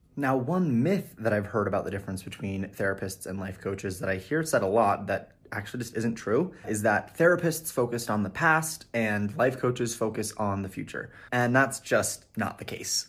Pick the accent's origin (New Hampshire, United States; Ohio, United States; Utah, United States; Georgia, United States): Utah, United States; my home state of Utah